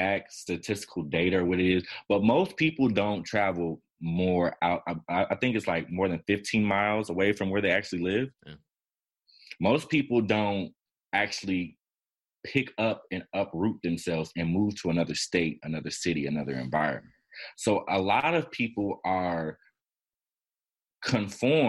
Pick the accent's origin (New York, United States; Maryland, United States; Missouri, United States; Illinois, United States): Illinois, United States; Chicago; also born or lived in Miami, Florida